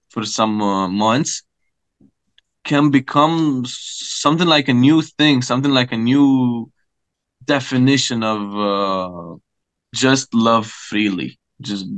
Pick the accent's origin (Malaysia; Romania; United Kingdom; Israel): Romania; first language Romanian; English is a second language; my native language